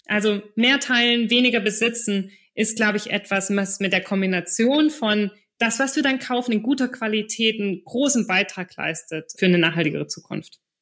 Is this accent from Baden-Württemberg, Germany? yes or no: yes; Stuttgart, Baden-Württemberg, Germany; moved away; also born or lived in Düsseldorf / Hamburg / Belgium / Reutlingen; ich komme selber aus der Stuttgarter Region und habe in Düsseldorf, Hamburg, Belgien und sonst wo gewohnt